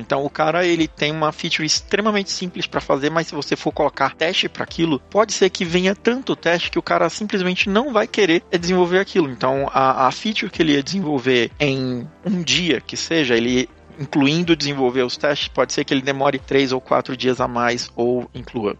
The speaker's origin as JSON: {"language": "Portuguese", "region": "Pará", "country": "Brazil", "tie": "born or raised there", "also_born_or_lived": "São Paulo, Brazil", "moved": "as an adult", "lives_now": "Tallinn, Estonia", "said": "Eu sou do norte do, do país, eu sou do Pará."}